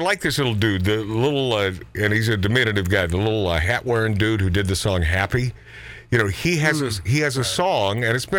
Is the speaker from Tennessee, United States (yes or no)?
no; Hawaii, United States; I was born in Hawaii.